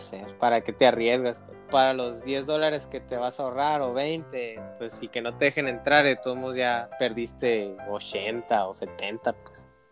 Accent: Hermosillo, Sonora, Mexico; nosotros que somos de Hermosillo, Sonora

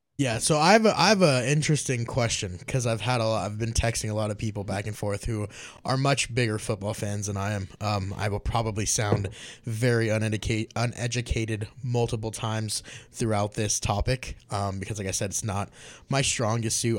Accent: Las Vegas, Nevada, United States; I'm actually from Las Vegas

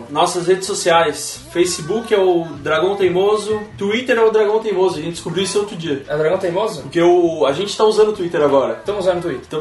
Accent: Minas Gerais, Brazil; ET de Varginha, para quem cresceu como eu na época, e eu sou de Minas Gerais, a história correu no estado inteiro antes de ver na TV.

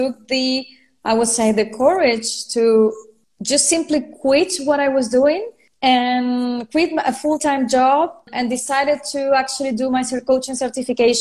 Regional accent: Venezuela; first language Spanish; English is a second language; also born or lived in France; now in Spain; I'm from Venezuela. I lived in France. Now I'm living in Spain.

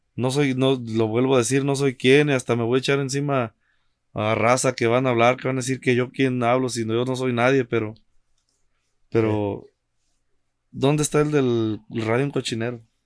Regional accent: Mexico; moved away; also born or lived in Cancún; uno como mexicano

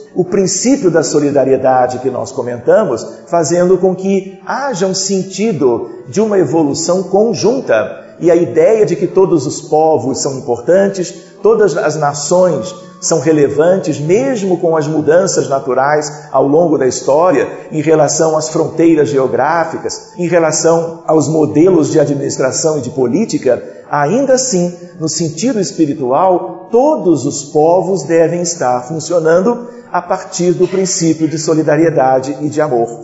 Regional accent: Brazil; como brasileiros, vamos acompanhando aspectos da história do Brasil desde os bancos escolares

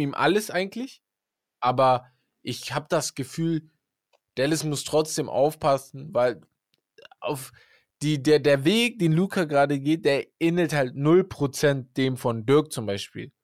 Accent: Hamburg, Germany; now in Siegerland, Germany; ich komme aus Hamburg

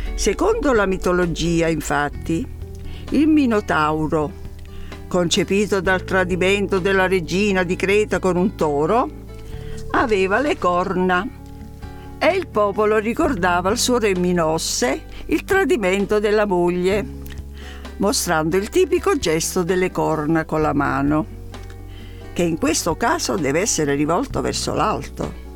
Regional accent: Naples, Campania, Italy; sono napoletana

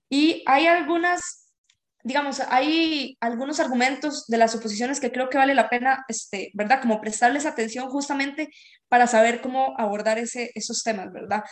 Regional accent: Esparza, Puntarenas, Costa Rica; yo soy de Esparza

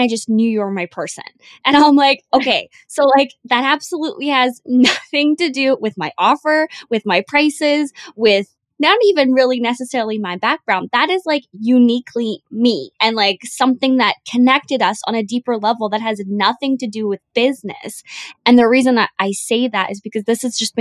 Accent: Canada; now in Vancouver, Canada; me living in Vancouver or me being Canadian

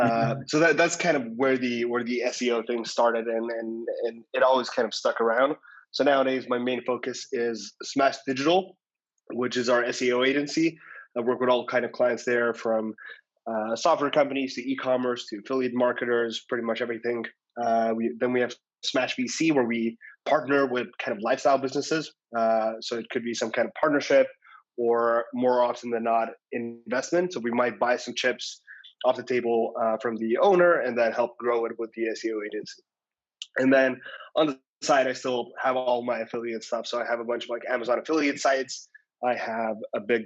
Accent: Estonia; moved away; I'm originally from Estonia

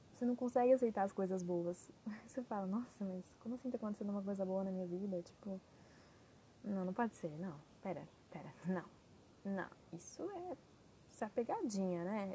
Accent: Brazil; also born or lived in Portugal; eu tinha ido, né, morado é, fora do Brasil

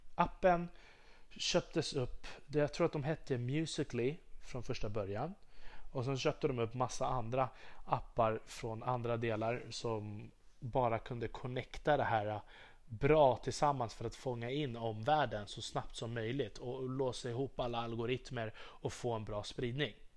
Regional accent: Sweden; jag är svensk, jag är patriot

